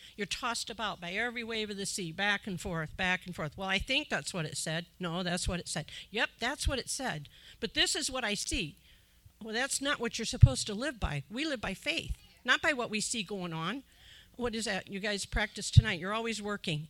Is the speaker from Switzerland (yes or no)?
no; Illinois, United States; moved away; I'm from Illinois originally, so I know about the farmers